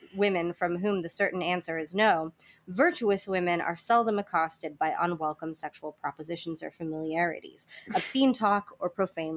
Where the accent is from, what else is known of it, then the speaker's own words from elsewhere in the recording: Florida, United States; I grew up in Florida